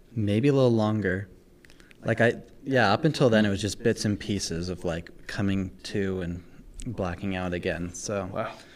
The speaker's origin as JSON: {"language": "English", "town": "Calgary", "region": "Alberta", "country": "Canada", "tie": "born or raised there", "also_born_or_lived": "Victoria", "moved": "yes", "lives_now": "Utah, United States", "said": "Then we moved to Calgary and that's honestly where I say I'm from because I lived there literally for"}